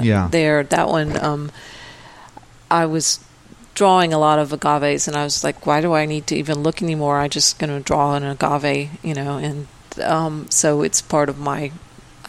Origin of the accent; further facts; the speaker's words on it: Texas, United States; I'm from Texas